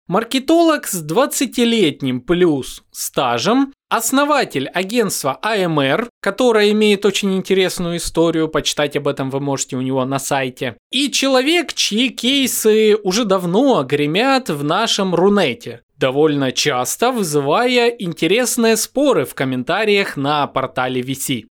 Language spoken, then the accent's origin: Russian; Donetsk, Donetsk Oblast, Ukraine; moved away; как украинец, э, я родом из Донецка